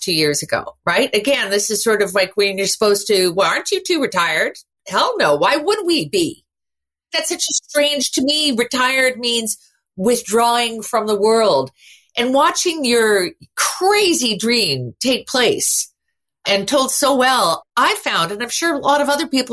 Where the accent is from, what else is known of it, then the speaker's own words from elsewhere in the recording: Montreal, Quebec, Canada; We all learned to skate as Canadian girls, and I grew up in Montreal as well